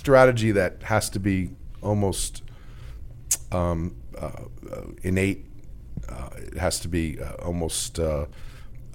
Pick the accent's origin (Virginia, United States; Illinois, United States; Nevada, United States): Virginia, United States; McLean; I grew up here locally in McLean, Virginia.